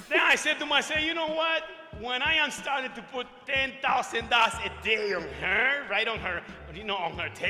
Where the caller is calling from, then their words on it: New York City, New York, United States; I am coming from New York City, New York.